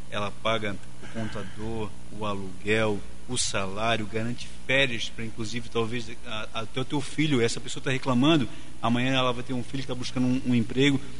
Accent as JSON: {"language": "Portuguese", "town": "Florianópolis", "region": "Santa Catarina", "country": "Brazil", "said": "eu sou aqui de Florianópolis, ah"}